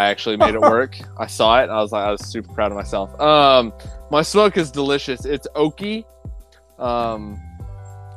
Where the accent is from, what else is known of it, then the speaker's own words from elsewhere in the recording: rural Oklahoma, United States; moved away; I'm out in Oklahoma, growing up in rural Oklahoma